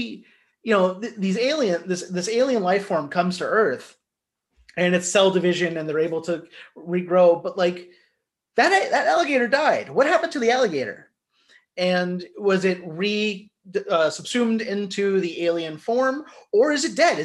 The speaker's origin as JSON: {"language": "English", "region": "Northern Kentucky", "country": "United States", "tie": "born or raised there", "said": "I grew up in Northern Kentucky"}